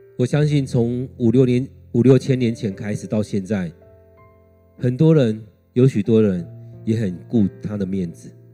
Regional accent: Taiwan; 如果用我们台湾来看，他们会觉得台湾人就讲华语啊，就讲台语啊，讲客家话啊。

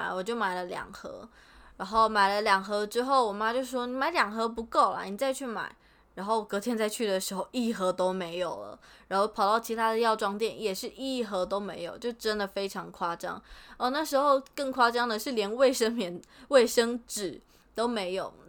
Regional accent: Taiwan; moved away as an adult; now in Japan; 我们回台湾的行李很满，但是我们从台湾回来的行李也真的是特别特别的满。

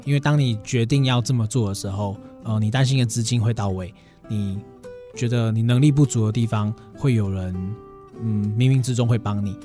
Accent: Chiayi, Taiwan; moved away as an adult; now in Taichung, Taiwan; 我本身是嘉义人

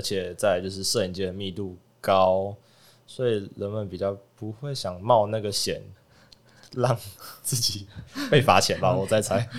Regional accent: Hualien County, Taiwan; moved away as an adult; also born or lived in Taichung; 我是花莲人，但是我从，从小都住在花莲，不过就是大学几乎都是在台中读书这样子

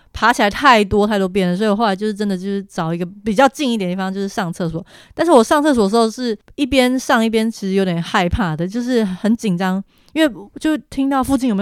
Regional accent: Taiwan; 但是我是台湾人哎，

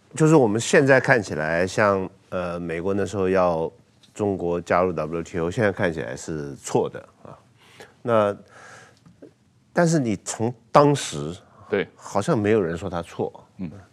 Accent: Taiwan

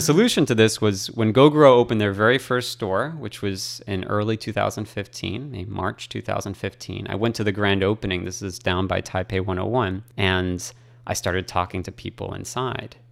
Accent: Boston, Massachusetts, United States; moved away as an adult; also born or lived in Hong Kong / China; now in Taiwan; I'm from Boston, Massachusetts

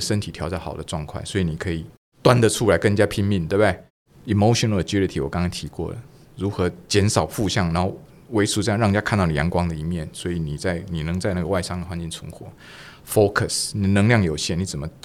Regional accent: Taiwan; 尤其我们台湾人的这种文化

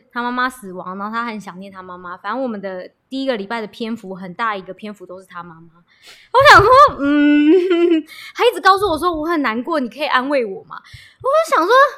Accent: Taiwan; 他知道我是台湾人

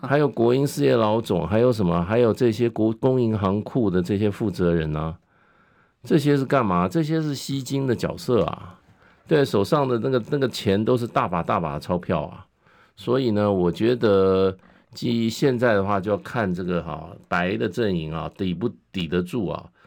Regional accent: Taiwan; 我们台湾人是怎么样？重情重义

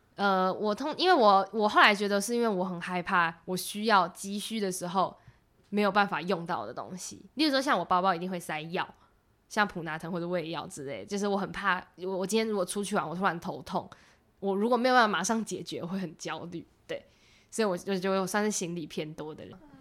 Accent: Taipei, Taiwan; 我是台北人，所以我也是城市长大的

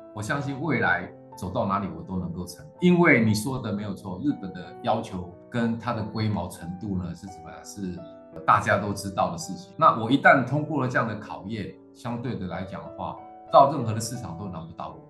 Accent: Taiwan; also born or lived in Taipei; 我们是从台湾这块土地出来的

